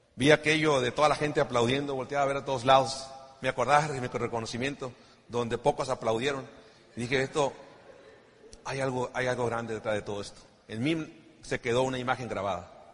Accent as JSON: {"language": "Spanish", "town": "Ciudad Obregón", "region": "Sonora", "country": "Mexico", "said": "somos sonorenses"}